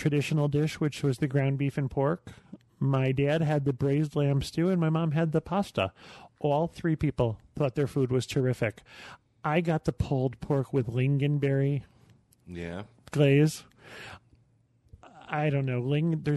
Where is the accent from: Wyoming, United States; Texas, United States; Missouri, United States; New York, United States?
New York, United States; I'm from New York